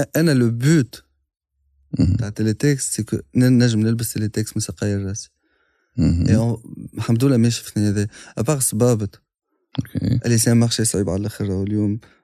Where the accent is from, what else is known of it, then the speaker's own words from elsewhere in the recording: Tunisia; انا اليوم كتونسي